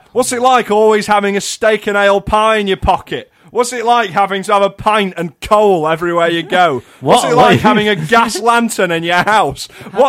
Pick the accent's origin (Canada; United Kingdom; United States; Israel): United Kingdom; the North, the north of England; accent: slightly northern